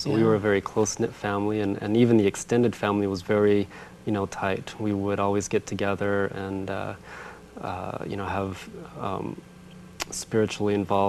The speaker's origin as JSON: {"language": "English", "town": "Riverton", "region": "Utah", "country": "United States", "tie": "born or raised there", "also_born_or_lived": "Farmington, New Mexico / Orlando, Florida", "said": "I was born in Farmington, New Mexico, but I was raised in Utah, in the Salt Lake area."}